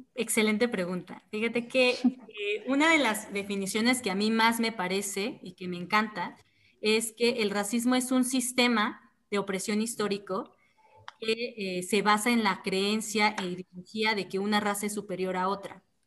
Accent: Oaxaca, Mexico; soy oaxaqueña, orgullosamente oaxaqueña

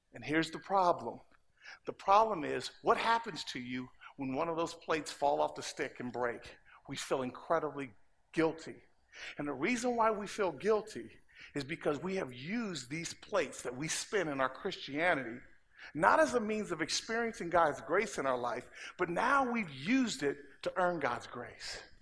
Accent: Inglewood, California, United States; moved away as an adult; also born or lived in Oregon; now in Los Angeles, United States; I'm from Inglewood

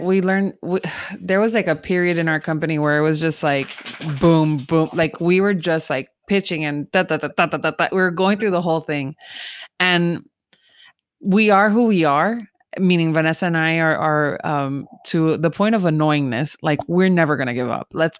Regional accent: United Kingdom; I'm so British.

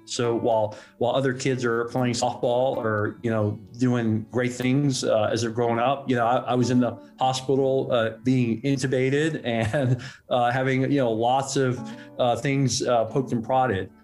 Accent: Hong Kong; we were living, we grew up in Hong Kong

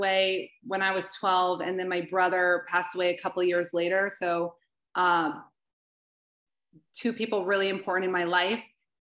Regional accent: Somerville, New Jersey, United States; And then I'm like, this Somerville.

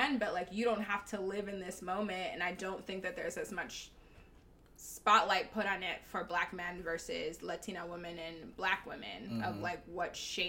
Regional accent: South Florida, United States; moved away as an adult; now in Los Angeles, United States; growing up in South Florida

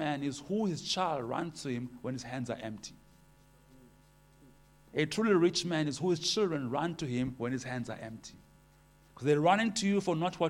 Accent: Port Elizabeth, Eastern Cape, South Africa; I am from Port Elizabeth, married

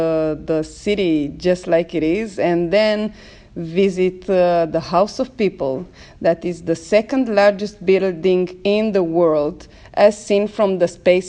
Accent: Bucharest, Romania; 43 years born and raised in Romania. I'm a multiracial and multinational raised in Bucharest. Although I travel all around Europe, but I still feel a Romanian, and I am proud to say that.

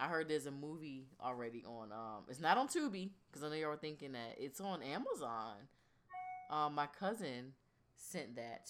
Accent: Virginia Beach, Virginia, United States; we're from Virginia Beach

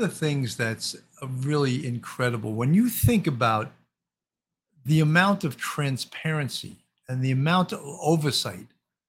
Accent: Baltimore, Maryland, United States; I'm originally from Baltimore.

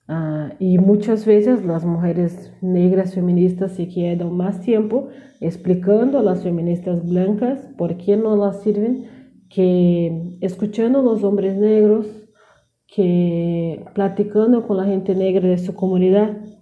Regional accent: South Region, Brazil; Spanish is a second language; soy de sur de Brasil

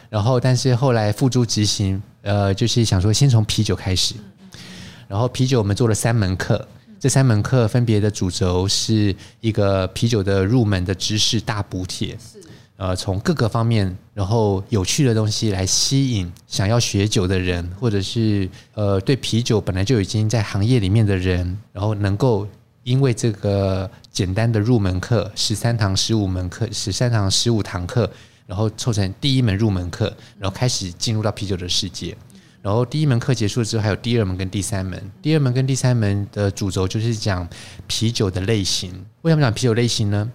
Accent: Taiwan; 我是中国人嘛，台湾人

